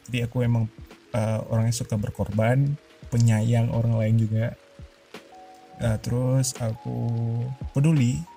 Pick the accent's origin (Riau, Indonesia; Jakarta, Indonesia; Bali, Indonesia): Riau, Indonesia; Duri; born there; mungkin aku punya suku Melayu karena aku lahir di Duri kali ya dan sedikit cerita cuman aku dan ayahku yang lahir di Duri